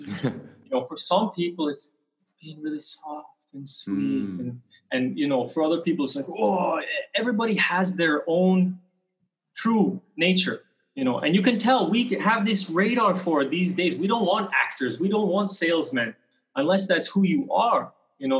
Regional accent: British Columbia, Canada; I'm from Canada, originally from a small town in British Columbia, a little mountain town

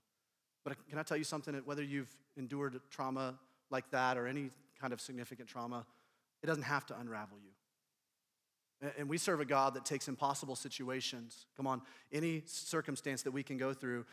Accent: Indianapolis, Indiana, United States; I'm from Indianapolis, Indiana

